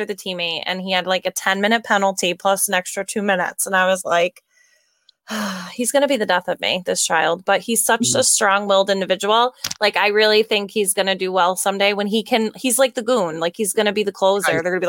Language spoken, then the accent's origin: English; New York, United States; from New York, so I could drive to Buffalo